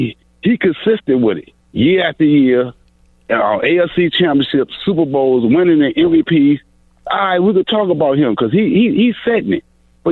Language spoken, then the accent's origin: English; Richmond, Virginia, United States; I'm from the Cap City, Richmond.